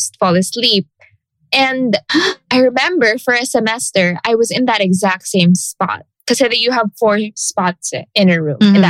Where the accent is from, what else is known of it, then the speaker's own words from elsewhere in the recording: Iloilo City, Western Visayas, Philippines; moved away; back in the province, because I come from Iloilo